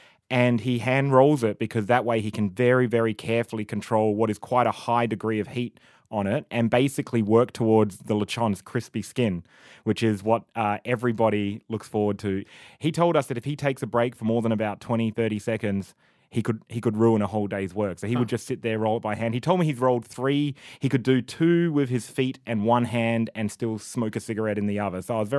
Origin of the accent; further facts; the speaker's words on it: Australia; And we're from Australia. This is in Australia, it's all about simplicity.